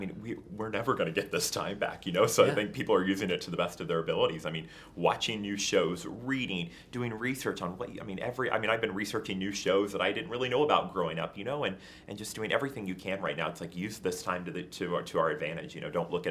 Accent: New York, United States; also born or lived in Southern Illinois; having been born and raised in New York and kind of in the hustle and bustle all the time.

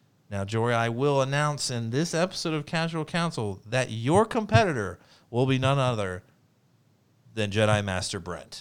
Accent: Ohio, United States; I'm only from Ohio

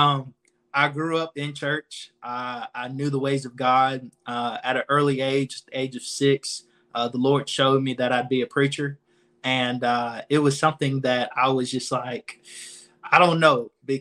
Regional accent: Anniston, Alabama, United States; born and raised in Anniston, Alabama.

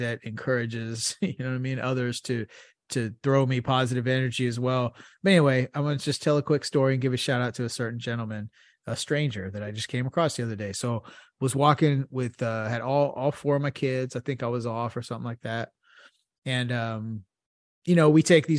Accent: United States; I'm American

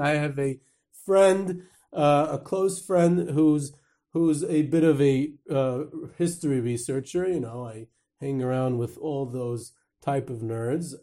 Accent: New York, United States; I'm from New York

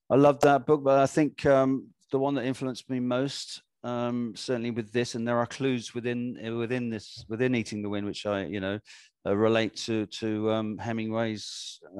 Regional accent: Ghana; born there; Yeah, I was born in Ghana, so you know that search already begun before we were born

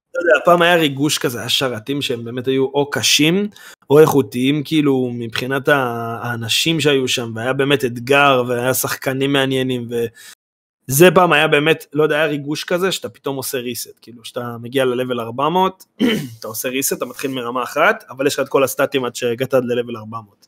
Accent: Karmiel, Northern District, Israel; אנחנו מכרמיאל

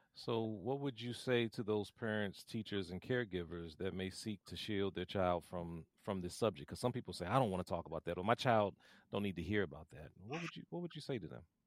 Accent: Washington, District of Columbia, United States; I grew up here in Washington, D C

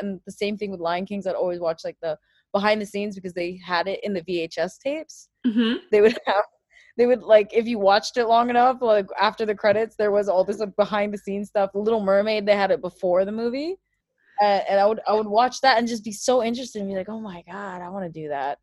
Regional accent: Abu Dhabi, United Arab Emirates; I am from the United Arab Emirates, from Abu Dhabi.

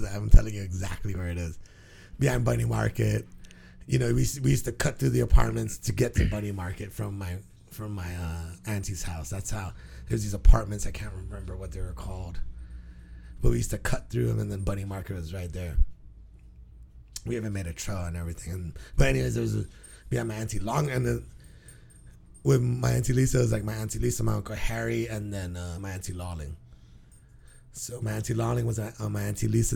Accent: Guam; moved away; And my 10, 11 years growing up on Guam

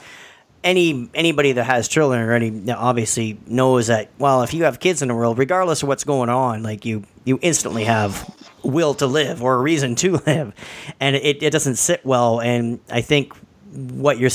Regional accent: Sudbury, Ontario, Canada; I was raised up in Sudbury, Ontario

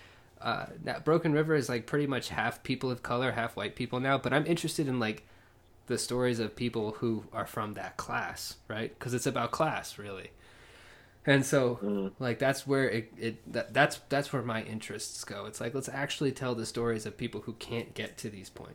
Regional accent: Lawton, Oklahoma, United States; growing up in Lawton

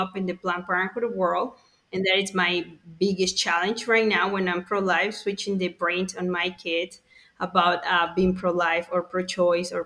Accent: Mexico City, Mexico; moved away; I'm Mexican. I was born in Mexico City

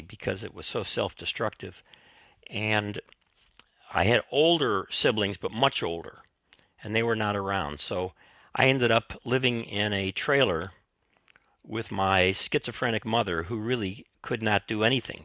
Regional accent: Chicago, Illinois, United States; I grew up in Chicago

